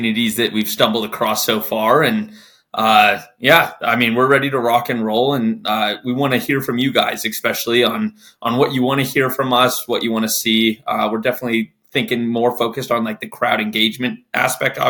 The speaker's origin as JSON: {"language": "English", "town": "Denver", "region": "Colorado", "country": "United States", "tie": "born or raised there", "moved": "yes", "lives_now": "Texas, United States", "said": "born and raised in Denver, Colorado"}